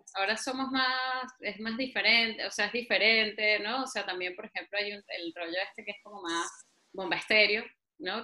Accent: Venezuela; now in Spain; yo soy venezolana y me encanta ser venezolana

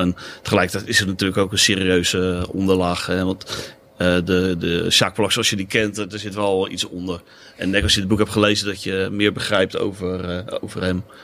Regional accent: Katwijk, South Holland, Netherlands; Ik kom uit Valkenburg in, in Katwijk.

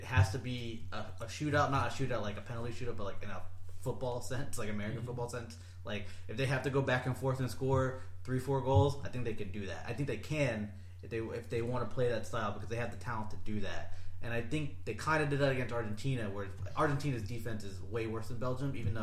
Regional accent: England, United Kingdom; As much as I'm riding and dying with England, I'm an English boy

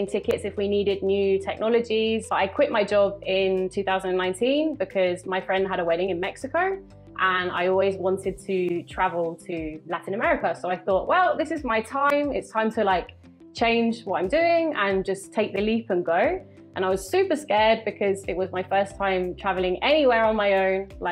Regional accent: London, United Kingdom; moved away as an adult; now in Cali, Colombia; I'm from London

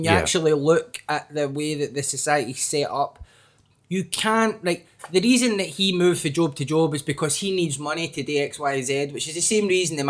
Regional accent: Scotland, United Kingdom; the position the Daily Record took on decriminalisation of drugs is one that I was very proud of as a Scottish person, as a consumer of Scottish news

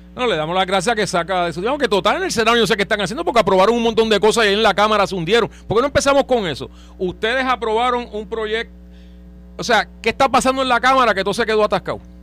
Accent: Trujillo Alto, Puerto Rico; yo soy de Trujillo Alto

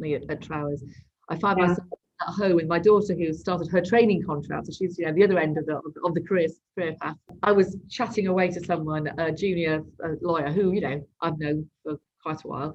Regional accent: Dewsbury, Yorkshire and the Humber, United Kingdom; moved away; I was from Dewsbury, you know, very sort of working class town, first generation university

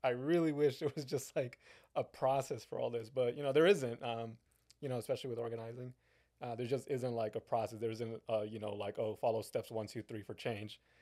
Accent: San Bernardino, California, United States; moved away; I was born in San Bernardino and then I moved away and now I'm back

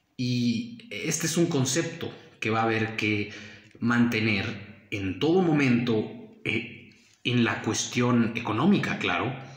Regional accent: Mexico; como mexicanos nuestra tradición está inclinada al eh, cristianismo católico

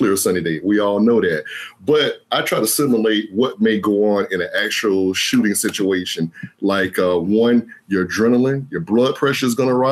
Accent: Jacksonville, Florida, United States; I was born here in Jacksonville

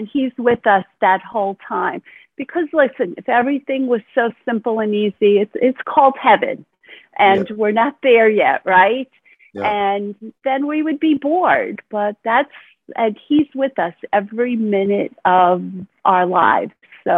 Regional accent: Brooklyn, New York, United States; born there; also born or lived in New England; now in Florida, United States; And I was born in Brooklyn, New York, and I've moved several places, mostly in the New England part of the United States. And now I live in sunny Florida

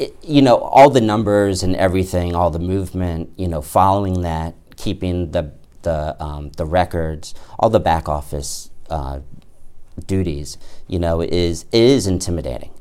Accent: Bethesda, Maryland, United States; moved away as an adult; also born or lived in Washington, D.C. / Ithaca, New York; now in The Plains, Virginia, United States; I grew up mainly in Bethesda, Maryland

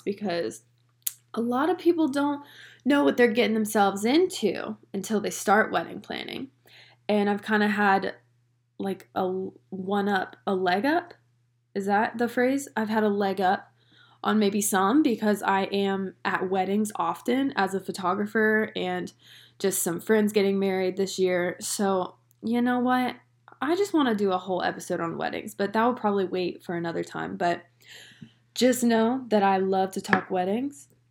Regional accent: North Carolina, United States; now in Long Island, New York, United States; I am originally from, can you guess it? Can you guess it from my little accent that everyone says I have? I honestly don't hear it. But I'm from North Carolina

